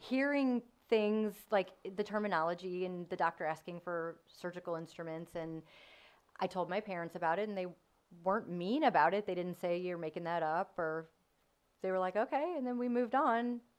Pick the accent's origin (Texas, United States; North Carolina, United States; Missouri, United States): Missouri, United States; also born or lived in North County, Missouri / Baden, St. Louis / DeSoto, Missouri; I've, again, lived here my whole life, daughter of divorced parents, and have been everywhere from North County to DeSoto, Missouri